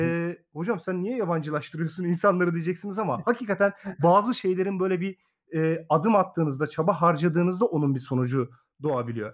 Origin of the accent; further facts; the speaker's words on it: Muğla, Turkey; moved away as an adult; also born or lived in Samsun Ayvacık / Çanakkale / Manisa Sarıgöl; now in Salihli, Turkey; asıl memleketim Muğla